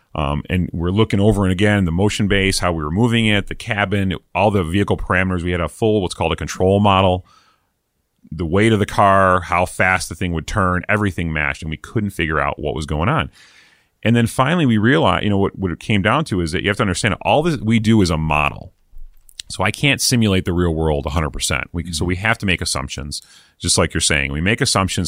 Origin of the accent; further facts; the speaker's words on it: East Coast, United States; moved away; I'm from the East Coast originally.